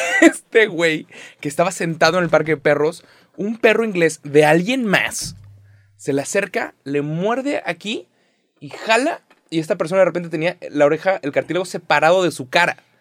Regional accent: Mexico; soy mexicano

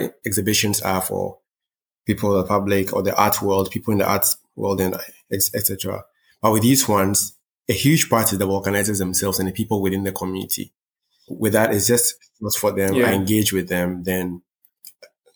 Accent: Ghana; I was born here. I wasn't born in, let's say, one of the major art centers of the world. I was born in Ghana.

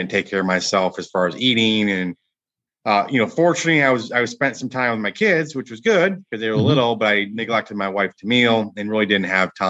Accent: Michigan, United States; moved away as an adult; now in Dallas, United States; I grew up in Michigan

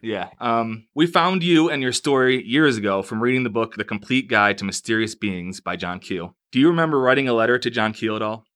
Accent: Western New York, United States; not far at all from where we grew up

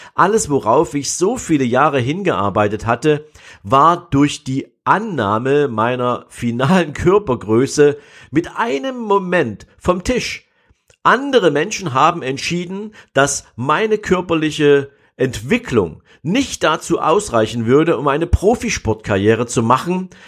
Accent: East Germany, Germany; ich bin ja in der DDR groß geworden

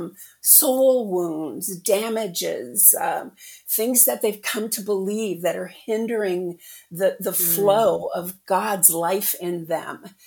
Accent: Illinois, United States; I'm from the Midwest, of course, Illinois.

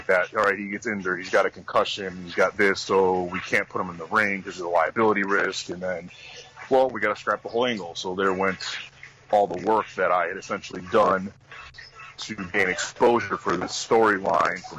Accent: Chicago, Illinois, United States; we're both from Chicago

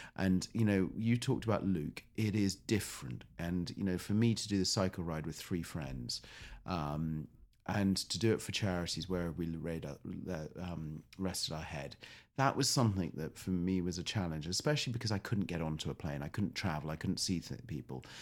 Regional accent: United Kingdom; also born or lived in United States (born); I am British

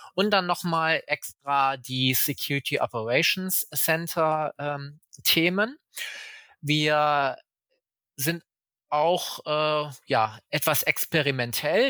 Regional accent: Germany; ich selbst lebe auch in Deutschland, bin auch Deutscher

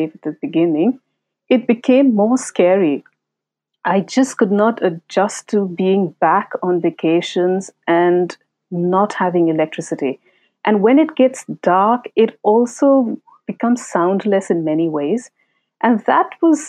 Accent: Benagaria, Jharkhand, India; first language Santhali; English is a second language; also born or lived in Kolkata; So I was in my maternal home called Benagaria in Jharkhand, and my elder aunt, my mother's elder sister, raised me.

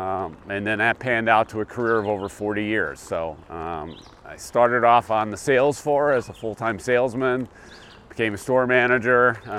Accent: northeastern Pennsylvania, United States; also born or lived in Europe; now in Westfield, United States; I grew up in a relatively small town in northeastern Pennsylvania, so maybe similar to the size of Westfield.

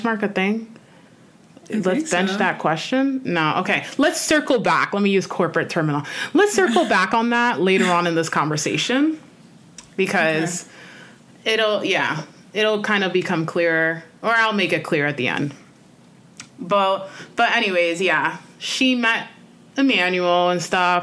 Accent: New York City, New York, United States; I'm a New Yorker, so I'm like, if you're from New York, you know this

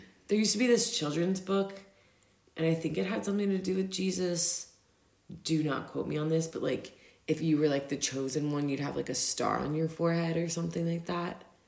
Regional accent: Virginia, United States; also born or lived in Denver; now in Austria; I'm from Virginia.

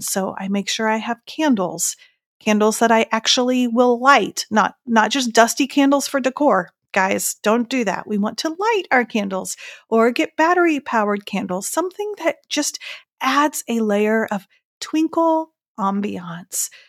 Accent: Indiana and Iowa, Midwest, United States; now in North Carolina, United States; growing up in Indiana and Iowa

